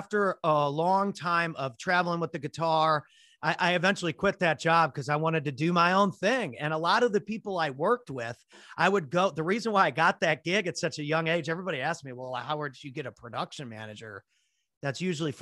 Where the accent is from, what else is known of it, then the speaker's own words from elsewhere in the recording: St. Louis, Missouri, United States; We're from St. Louis